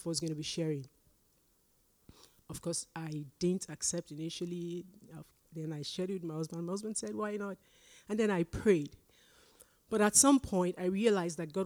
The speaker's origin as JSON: {"language": "English", "country": "Nigeria", "moved": "as an adult", "lives_now": "Canada", "said": "I'm Nigerian. I came here when I was over 40, so it's too late to change to the Canadian accent."}